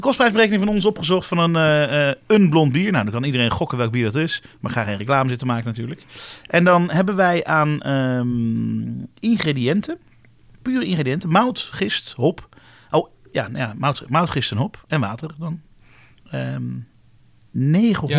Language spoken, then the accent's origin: Dutch; Netherlands; we als Nederlanders